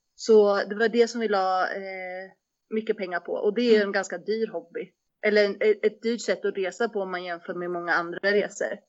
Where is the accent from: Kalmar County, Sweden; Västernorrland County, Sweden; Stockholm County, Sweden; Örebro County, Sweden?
Kalmar County, Sweden; Västervik; moved away as an adult; also born or lived in Uppsala; jag är också född och uppvuxen i Västervik, och sen så flyttar jag till Uppsala för att plugga